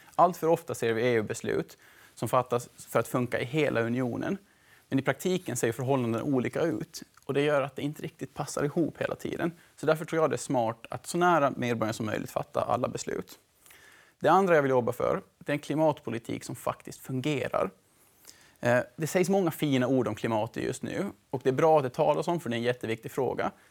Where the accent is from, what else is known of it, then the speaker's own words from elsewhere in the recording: Mariehamn, Åland Islands; moved away as an adult; also born or lived in Sweden / Netherlands; now in Brussels, Belgium; Jag är en vanlig ålänning, född och uppvuxen i Mariehamn